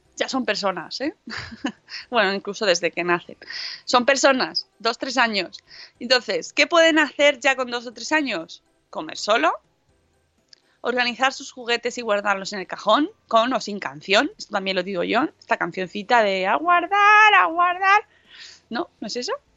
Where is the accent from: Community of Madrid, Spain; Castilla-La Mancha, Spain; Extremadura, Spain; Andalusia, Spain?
Extremadura, Spain; Guijo de Santa Bárbara; en mi pueblo, en el Hijo de Santa Bárbara, en La Vera, en Cáceres